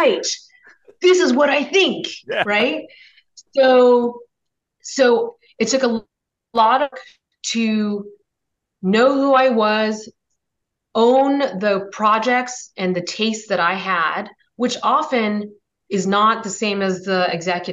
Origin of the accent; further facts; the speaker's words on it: Redlands, California, United States; I grew up in Redlands, California, which is predominantly a white conservative town